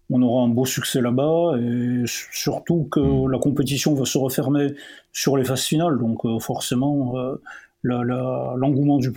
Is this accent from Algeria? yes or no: yes; Chlef, Chlef Province, Algeria; une famille pied noir. Hein, voilà, je suis né euh, en Algérie, à Orléansville, sur les hauts plateaux.